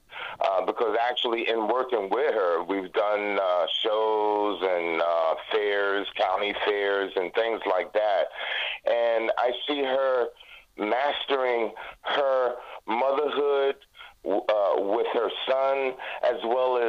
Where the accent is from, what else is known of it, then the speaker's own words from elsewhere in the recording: Jacksonville, Florida, United States; moved away; I'm 65 years old, and actually just relocated back to Florida, which is my hometown. And interesting enough, when I came back home to Jacksonville, Florida